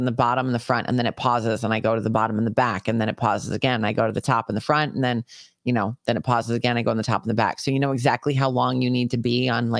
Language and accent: English; New York, United States; I grew up in New York.